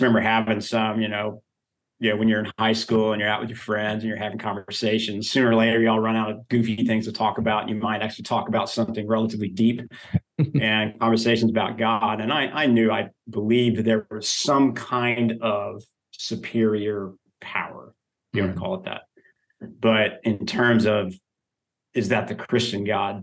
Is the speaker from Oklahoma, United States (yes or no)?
yes; Oklahoma, United States; now in Texas, United States; I grew up in Oklahoma